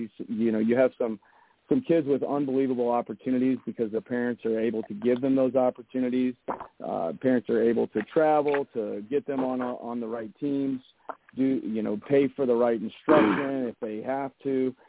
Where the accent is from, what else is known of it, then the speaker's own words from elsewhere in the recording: St. Louis, Missouri, United States; I come from St. Louis, so I'm coming from a really big city. So when I moved here, I was kind of shocked